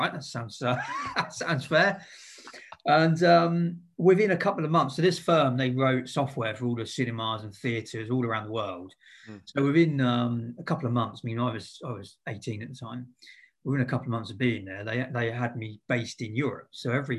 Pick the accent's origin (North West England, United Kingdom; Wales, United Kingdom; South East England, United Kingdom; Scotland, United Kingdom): South East England, United Kingdom; Eastleigh; also born or lived in Southampton; I grew up around Eastleigh. Pretty local.